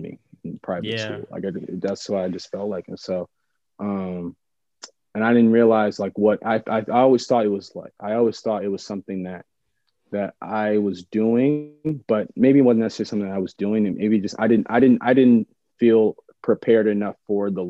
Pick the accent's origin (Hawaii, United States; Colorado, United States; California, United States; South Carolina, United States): California, United States; San Jose; moved away as an adult; also born or lived in Los Angeles; where I grew up specifically in San Jose